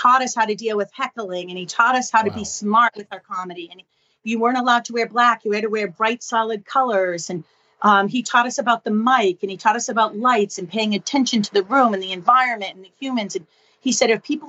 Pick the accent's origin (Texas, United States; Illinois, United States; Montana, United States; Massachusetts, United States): Massachusetts, United States; Boston; moved away as an adult; also born or lived in New York City; now in Alexandria, United States; I'm from Boston. I live in Alexandria, Virginia now, outside of DC.